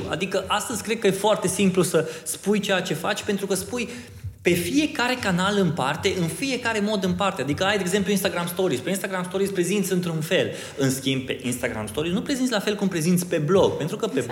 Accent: Oradea, Bihor County, Romania; sunt din Oradea

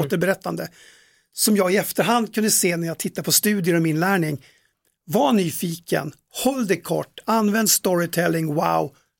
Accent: Tärnaby, Västerbotten County, Sweden; uppe i Tärnaby där jag kommer ifrån

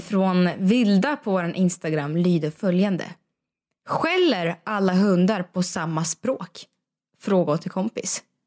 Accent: Russia; also born or lived in Sweden; now in Stockholm, Sweden; i Ryssland är jag uppväxt med att hundarna säger gav gav

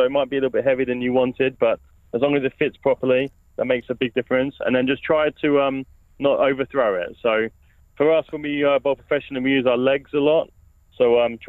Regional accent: Walton-on-the-Naze, East of England, United Kingdom; also born or lived in Great Bentley; Well, I grew up in Walton-on-the-Naze.

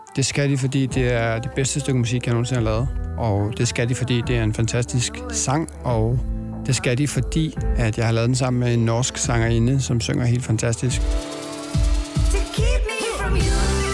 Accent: Aarhus, Central Denmark Region, Denmark; also born or lived in Copenhagen, Denmark; now in Los Angeles, United States; jeg er jo fra Aarhus, og jeg elsker Aarhus

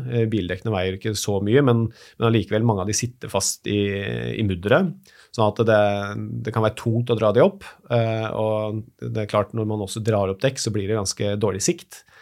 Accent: Moss, Østfold, Norway; Jeg er født og oppvokst på Jeløya utenfor Moss

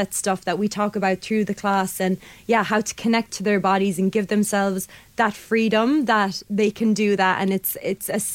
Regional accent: Limerick, Munster, Ireland; also born or lived in London; I'm from Limerick. I'd spent a lot of time living abroad in London, moved back

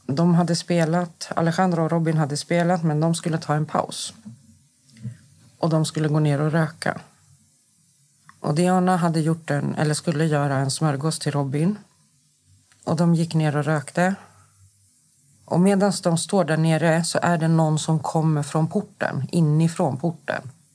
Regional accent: Stockholm, Stockholm County, Sweden; also born or lived in Akalla; Jag är uppvuxen i Rinkeby. Jag kommer från förorten

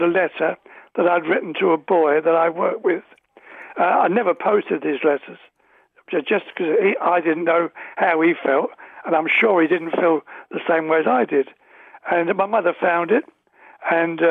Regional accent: London, United Kingdom; I was born in London's East End

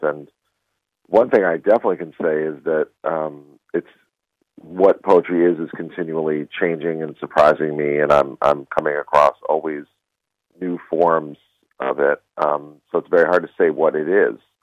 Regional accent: United States; as an American Jew

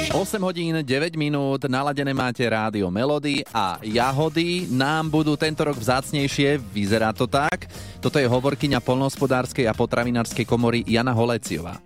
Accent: Trnava, Trnava Region, Slovakia; u nás v Trnave

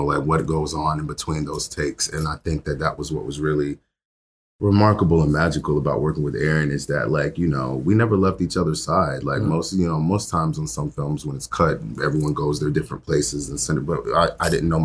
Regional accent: United States; as a Black American

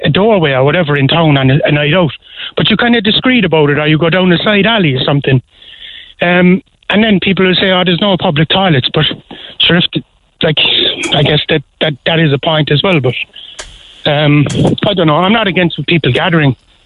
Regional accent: Cork, Munster, Ireland; I grew up in the Middle Parish area

